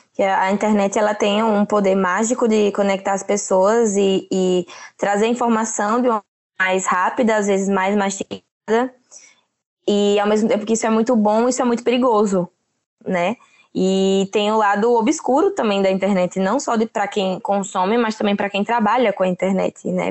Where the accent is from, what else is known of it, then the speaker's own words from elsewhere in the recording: Aracaju, Sergipe, Brazil; sou de Sergipe, Aracaju